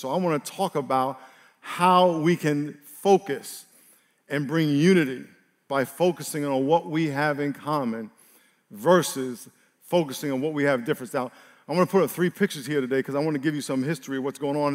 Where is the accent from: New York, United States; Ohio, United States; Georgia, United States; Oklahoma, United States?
New York, United States; I grew up in New York